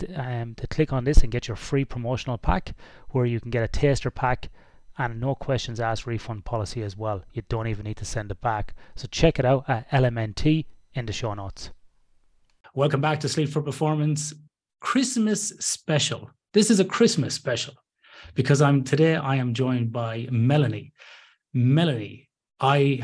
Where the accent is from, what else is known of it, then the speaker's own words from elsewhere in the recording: Ireland; now in Western Australia, Australia; I'm Irish originally